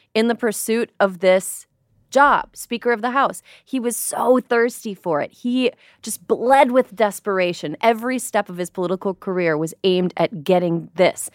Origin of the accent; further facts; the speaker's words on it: Midwest, United States; moved away as an adult; also born or lived in New York; now in California, United States; I'm a transplant. I'm from the Midwest.